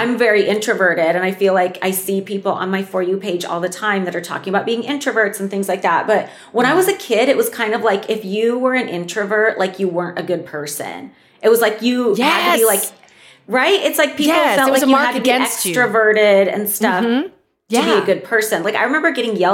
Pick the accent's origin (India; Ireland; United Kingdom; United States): United States; Alaska, Pacific Northwest; moved away as an adult; also born or lived in Prince of Wales Island, Alaska / Los Angeles; I grew up in Alaska until I was 10 years old. And then I lived in the Pacific Northwest after that up until college.